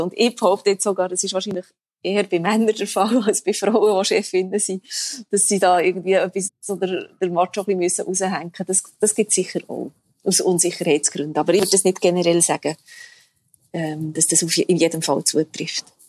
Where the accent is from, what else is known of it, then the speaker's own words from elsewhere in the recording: Bern, Switzerland; moved away; also born or lived in Zanzibar; in Bern, wo ich herkomme